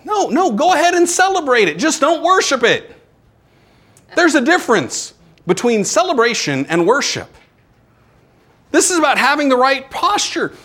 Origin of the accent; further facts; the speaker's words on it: United States; I'm an American